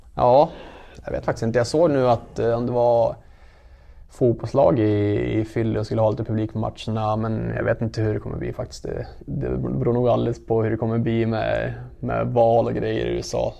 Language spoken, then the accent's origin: Swedish; Gävle, Gävleborg County, Sweden; Alla vi spelar som är härifrån.